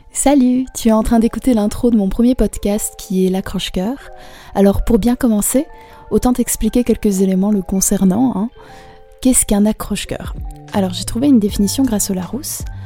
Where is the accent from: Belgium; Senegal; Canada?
Belgium; Brussels, Brussels-Capital Region; j'ai 19 ans et je viens de Bruxelles